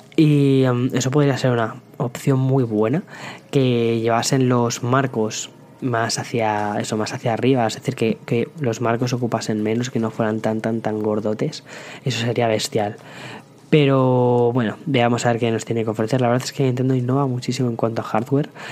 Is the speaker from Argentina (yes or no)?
no; Spain; como buenos españoles